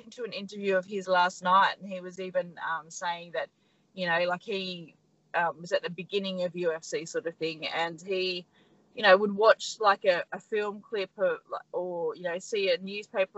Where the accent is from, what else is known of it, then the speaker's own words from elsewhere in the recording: Australia; We're very, very lucky to be Australians.